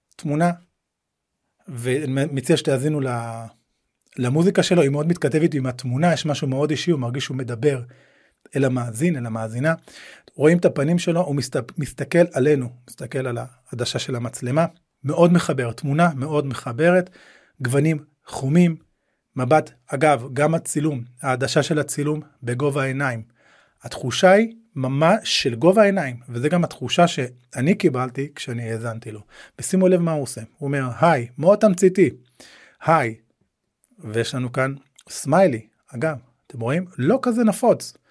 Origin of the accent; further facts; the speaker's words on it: Nahariya, Northern District, Israel; אני גדלתי בנהריה